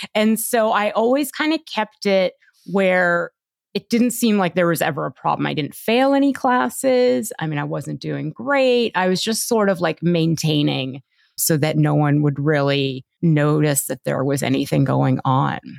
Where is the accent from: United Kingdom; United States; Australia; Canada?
Canada; Toronto, Ontario; I grew up in Toronto and, uh, my parents were Indian immigrants